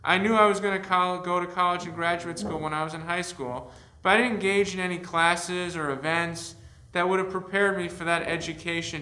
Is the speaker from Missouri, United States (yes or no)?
no; Avon, Connecticut, United States; also born or lived in Rochester, New York / East Lansing, Michigan; I'm from Avon, Connecticut